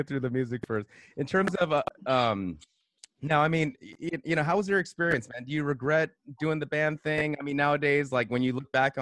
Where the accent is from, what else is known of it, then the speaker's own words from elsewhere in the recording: United States; As a American musician